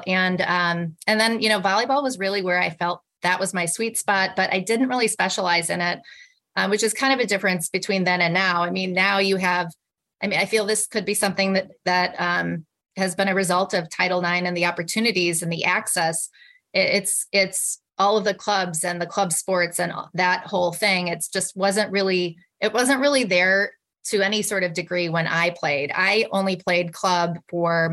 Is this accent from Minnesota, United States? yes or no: no; a small town north of Milwaukee, Wisconsin, United States; moved away; I grew up in Wisconsin. I grew up in a small town north of Milwaukee